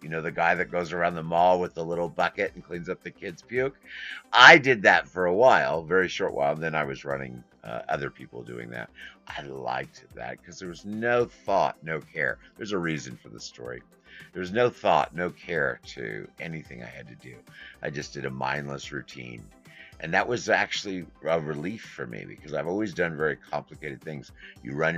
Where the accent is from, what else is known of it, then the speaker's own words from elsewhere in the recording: Midwest, United States; also born or lived in New York; I was born in New York, went from New York to the Midwest. Went to school.